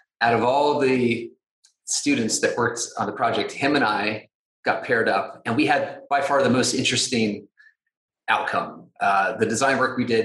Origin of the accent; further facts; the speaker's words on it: Georgia, United States; moved away as an adult; also born or lived in San Francisco; I grew up in Georgia in the southern part of the United States